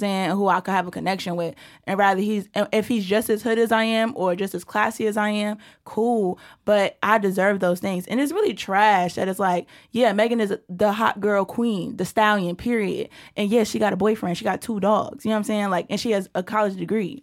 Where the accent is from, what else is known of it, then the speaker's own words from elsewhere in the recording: New York City, New York, United States; I'm from Brooklyn, New York